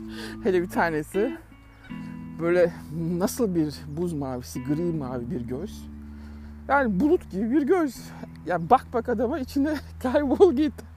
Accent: Turkey; now in Melbourne, Australia; Türk olarak

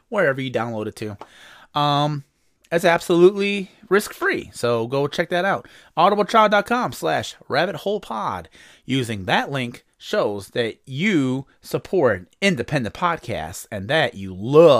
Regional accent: Indiana, United States; I am from Indiana, which is in the United States

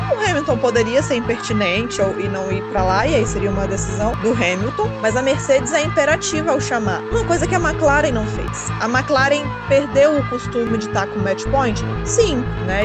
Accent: Espírito Santo, Brazil; eu sou capixaba, jornalista apaixonado pelo esporte.

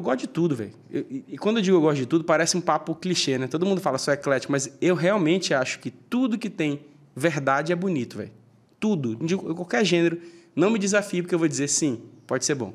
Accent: Manaus, Amazonas, Brazil; now in São Paulo, Brazil; saí de Manaus com uma mala

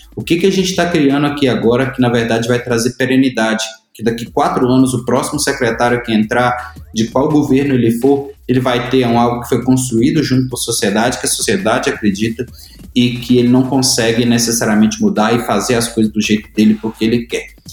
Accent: Itabira, Minas Gerais, Brazil; Eu sou de Itabira, uma cidade que hoje a Vale faz 80 anos

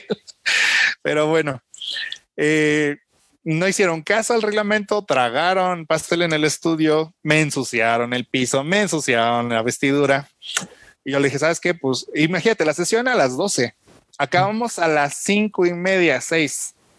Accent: Mexico; Como mexicanos

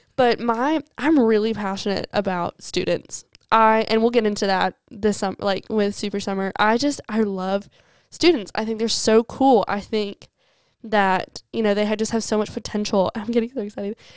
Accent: Alabama, United States; also born or lived in Mississippi; We're from Alabama

